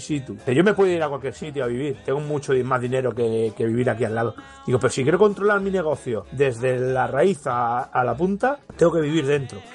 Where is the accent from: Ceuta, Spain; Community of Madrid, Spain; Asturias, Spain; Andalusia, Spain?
Community of Madrid, Spain; Madrid; nosotros somos madrileños